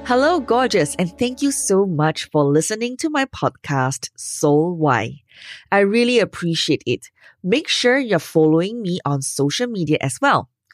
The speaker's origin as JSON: {"language": "English", "country": "Singapore", "said": "I'm Asian? So what? I'm from Singapore"}